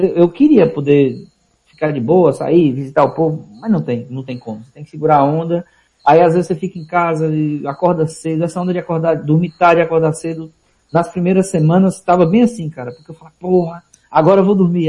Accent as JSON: {"language": "Portuguese", "town": "Vitória da Conquista", "region": "Bahia", "country": "Brazil", "tie": "born or raised there", "moved": "as an adult", "lives_now": "Aracaju, Brazil", "said": "na minha cidade natal, Vitória da Conquista"}